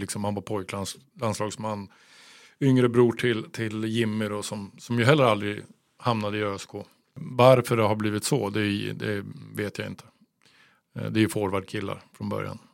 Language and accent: Swedish; Örebro, Örebro County, Sweden; som örebroare